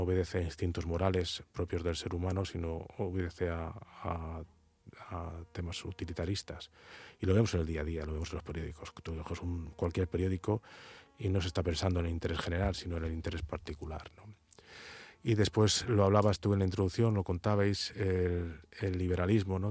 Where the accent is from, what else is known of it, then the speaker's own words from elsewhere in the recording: Spain; como buen castellano que soy